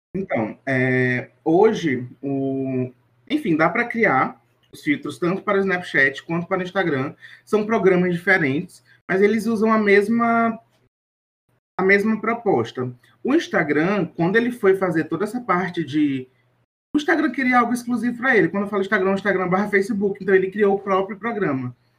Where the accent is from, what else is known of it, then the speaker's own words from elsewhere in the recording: Teresina, Piauí, Brazil; minha terrinha aqui em Teresina, Piauí